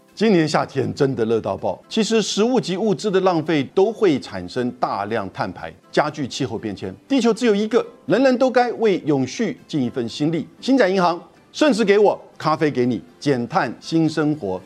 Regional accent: Taiwan; 我也是台湾人，我也只有中华民国的身份证啊

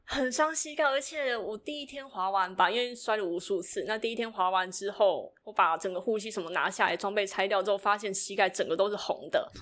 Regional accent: Tainan, Taiwan; moved away as an adult; also born or lived in northern Taiwan; 土生土长的台南人嘛，好，为了要念大学，然后就到北部来，上，呃，北部来念书

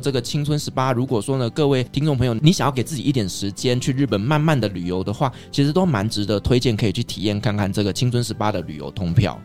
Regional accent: Taiwan; 我们台湾人

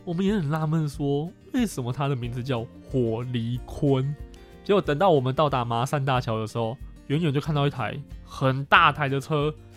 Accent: Chiayi, Taiwan; 我是嘉义人，我经过我的家乡了

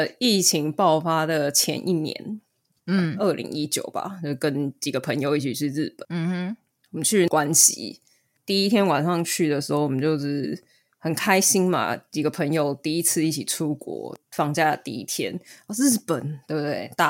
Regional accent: Taiwan; 还有像我们台湾人

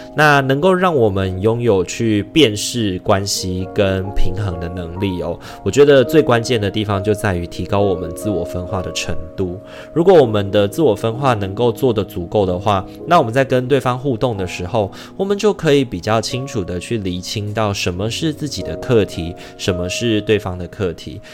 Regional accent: Taiwan; 虽然已经身为台湾人三十二年了

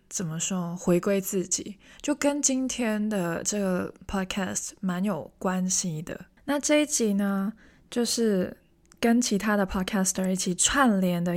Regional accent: Hong Kong; moved away as an adult; now in Taiwan; 我是香港人，虽然我听起来完全不像， 但是我真的是香港人

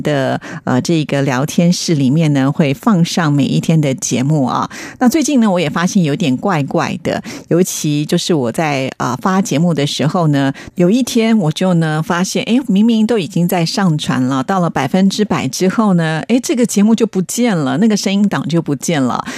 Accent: Taiwan; 在台湾呢，我们翻的是毕卡索

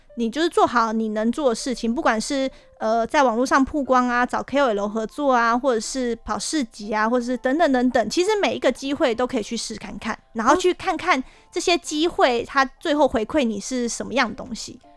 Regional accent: Hsinchu, Taiwan; 我的家乡新竹

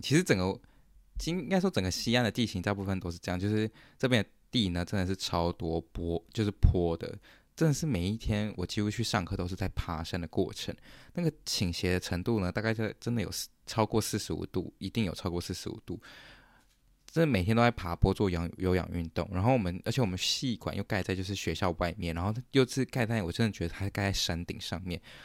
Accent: Taiwan; moved away as an adult; now in Canada; 我们台湾人有， 有创一个这个，我们这个 program 的群组

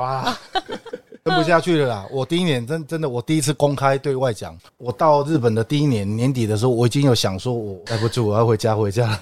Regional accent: Taipei, Taiwan; also born or lived in Japan; 跟我们台北人一样

